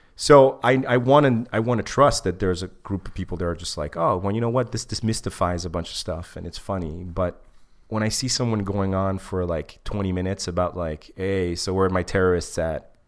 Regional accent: Egypt; moved away; I'm not black, but I'm from Africa

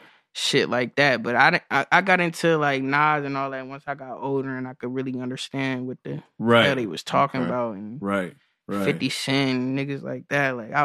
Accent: Clarksville, Tennessee, United States; I'm from like a lot of places. I'm from Clarksville, Tennessee, originally.

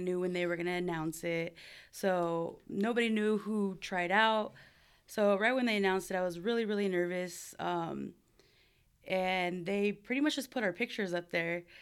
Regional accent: Buena Park, California, United States; also born or lived in Cypress, California; now in San Diego, United States; I am from Southern California, born and raised

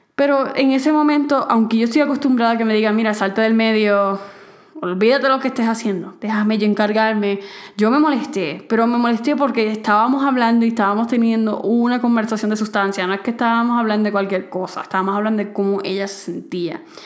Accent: Puerto Rico; moved away as an adult; now in Mexico; en mi país, en Puerto Rico

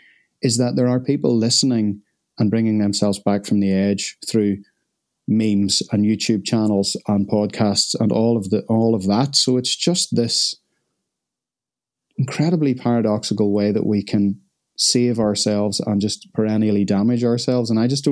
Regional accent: Ireland; I'm Irish, so I've been stealing the milk out of your tea.

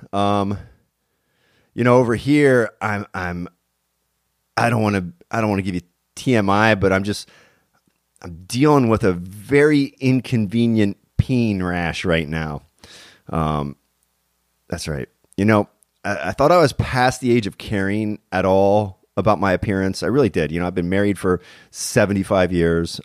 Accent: Pennsylvania, United States; now in California, United States; I'm actually from Pennsylvania myself

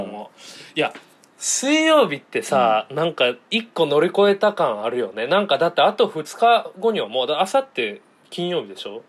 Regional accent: Fukuoka, Japan; 九州、地元が福岡で

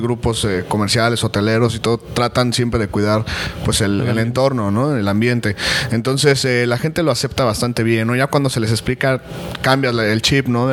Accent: Mexico City, Mexico; now in Cancún, Mexico; yo soy originario de la Ciudad de México, pues ya ah, llevamos radicando aquí eh, 10 años en, Cancún

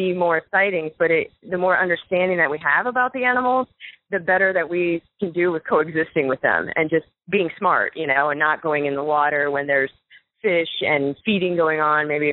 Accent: Florida Keys, United States; moved away as an adult; now in Boulder, United States; I grew up in the Florida Keys surrounded by, you know, living on a rock surrounded by the beautiful ocean

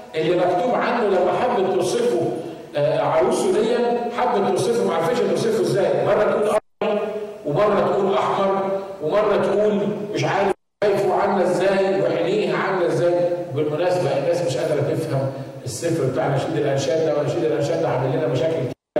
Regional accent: Egypt; عندنا في مصر

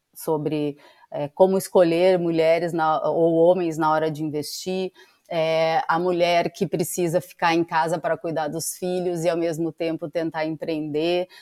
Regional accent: Rio Grande do Sul, Brazil; moved away; sou gaúcha

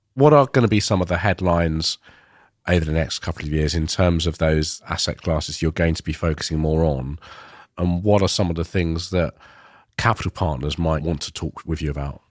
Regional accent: Ilford, London, United Kingdom; I grew up in Ilford in East London

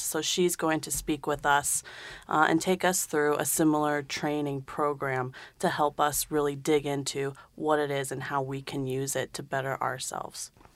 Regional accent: California, United States; also born or lived in London, United Kingdom; now in Dayton, United States; I came from London, but I grew up in California

